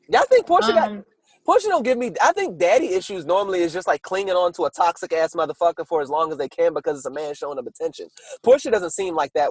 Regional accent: New York, United States; I'm from New York. We kind of shot each other

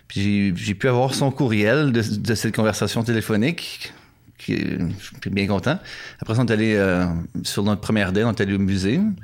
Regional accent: Canada; moved away as an adult; also born or lived in Ottawa; now in Japan; Je suis canadien

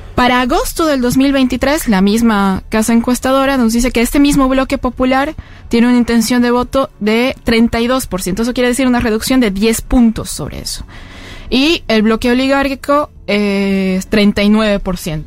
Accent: La Paz, Bolivia; yo vengo de La Paz, que es la sede de, gobierno en Bolivia

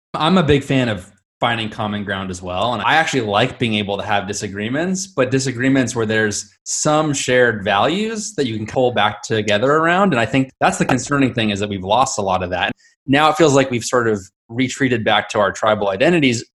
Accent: Southern California, United States; I grew up in Southern California

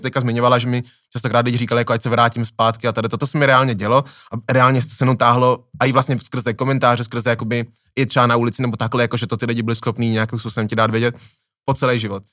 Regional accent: Plzeň, Plzeň Region, Czechia; já jsem z Plzně

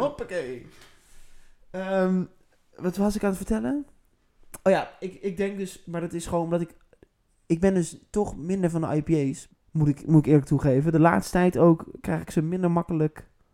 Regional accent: Netherlands; wij zijn natuurlijk als Nederlanders

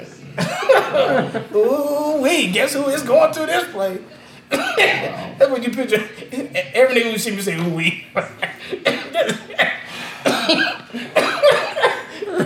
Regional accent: Las Vegas, Nevada, United States; I'm from Vegas, my nigga, so I'm Vegas everything at the end of the day

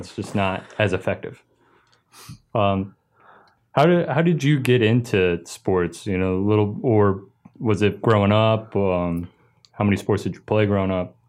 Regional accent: Delaware, United States; I grew up in Delaware

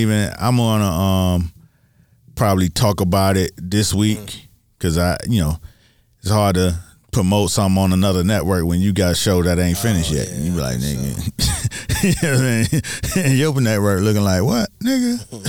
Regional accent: Miami, Florida, United States; I'm from Miami for real. I'm from Miami for real.

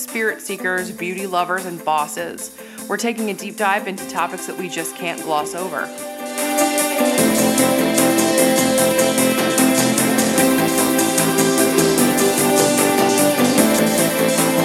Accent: United States; we in the United States

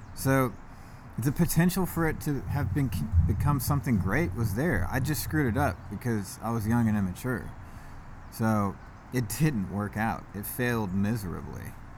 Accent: East Cobb, Georgia, United States; I grew up in East Cobb, like, not even 10 minutes from where we're at right now

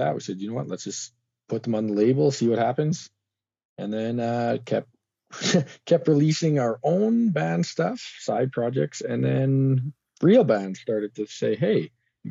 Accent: Prince Edward Island, Canada; now in Alberta, Canada; From the old island of Prince Edward on the east coast of Canada.

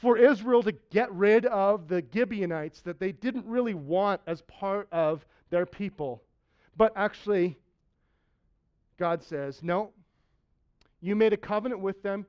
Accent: Saskatchewan, Canada; My dad's a farmer. I'm from Saskatchewan

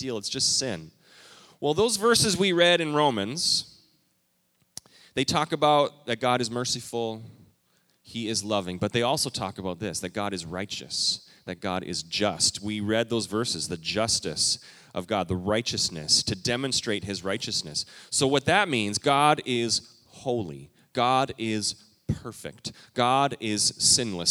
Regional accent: Canada; moved away as an adult; I moved here from Canada? When I was a youngster, I think I was 18

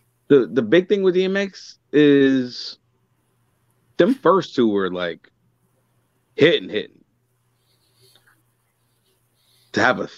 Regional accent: New York, United States; I'm from New York

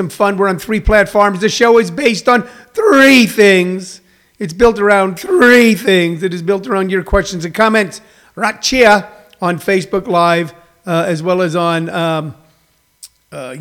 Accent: Midwest, United States; moved away; where I grew up in the Midwest

